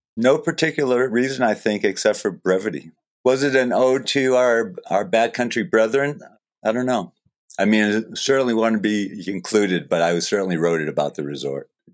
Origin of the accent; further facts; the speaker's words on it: Falmouth, Maine, United States; moved away; I grew up in Falmouth